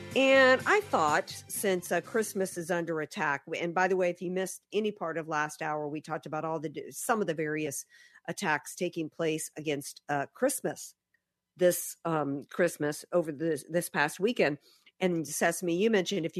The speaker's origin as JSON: {"language": "English", "region": "the South", "country": "United States", "said": "I'm a Southerner"}